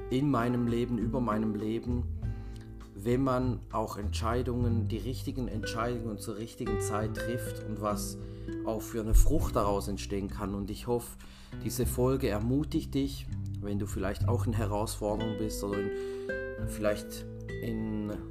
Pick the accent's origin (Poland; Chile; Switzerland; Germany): Switzerland; aus der Schweiz. Ich bin gerade auf Heimaturlaub hier, wo ich aufgewachsen bin.